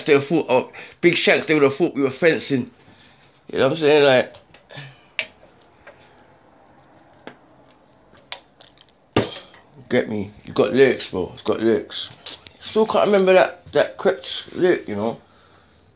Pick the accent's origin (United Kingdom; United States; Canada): United Kingdom; London; I'm from the South